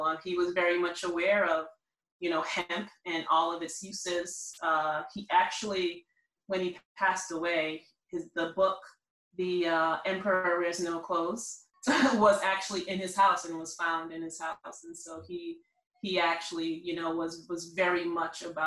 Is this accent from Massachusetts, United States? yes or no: yes; Boston, Massachusetts, United States; I'm from Boston, the inner city.